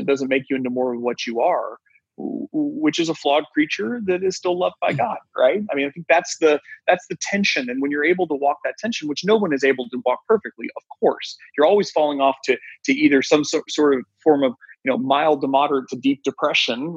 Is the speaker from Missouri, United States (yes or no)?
yes; Kansas City, Missouri, United States; I grew up with on the Kansas City side.